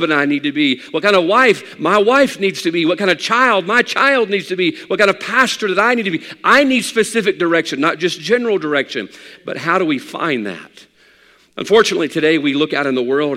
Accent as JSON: {"language": "English", "area": "around Hattiesburg", "region": "Mississippi", "country": "United States", "tie": "born or raised there", "said": "growing up in Hattiesburg or around Hattiesburg, I'm very familiar with the main avenues and the main roads around Hattiesburg"}